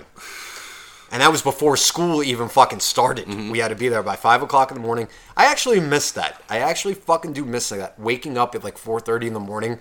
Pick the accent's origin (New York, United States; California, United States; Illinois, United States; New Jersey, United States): New Jersey, United States; Nutley; we're from Nutley